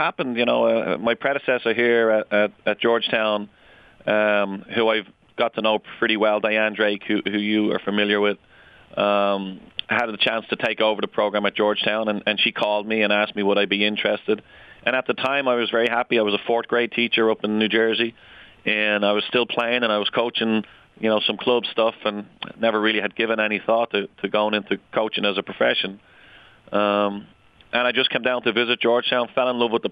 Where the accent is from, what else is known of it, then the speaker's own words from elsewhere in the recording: Ireland; now in United States; I grew up in Ireland.